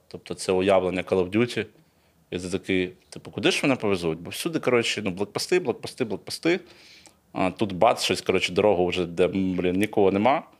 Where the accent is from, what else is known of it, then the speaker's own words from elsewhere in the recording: Kyiv, Ukraine; Я з Києва, ну я киянин